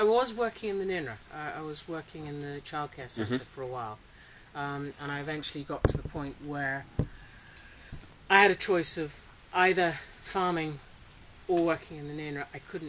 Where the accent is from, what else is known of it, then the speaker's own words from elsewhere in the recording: Singapore; also born or lived in Australia; Well, I grew up in Singapore. So and then I worked in Poland and Portugal and Cambodia, and I actually went to university in Australia.